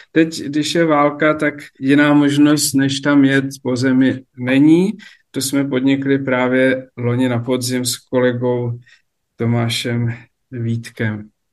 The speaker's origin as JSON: {"language": "Czech", "town": "Sněžné", "region": "Vysočina Region", "country": "Czechia", "tie": "born or raised there", "said": "Já jsem vyrůstal na faře na Vysočině ve Sněžném"}